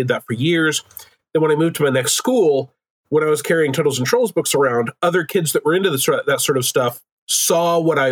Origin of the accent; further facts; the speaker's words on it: Oklahoma, United States; also born or lived in Seattle; I'm originally from Oklahoma